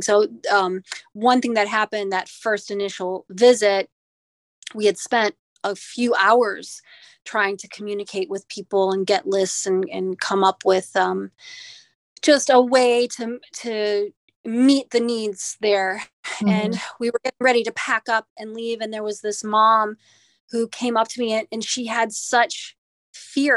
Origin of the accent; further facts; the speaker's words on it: Midwest, United States; now in Staten Island, United States; I'm originally from the Midwest